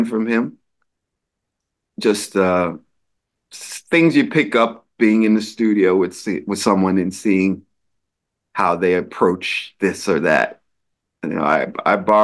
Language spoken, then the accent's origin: English; New York, United States; I'm a New Yorker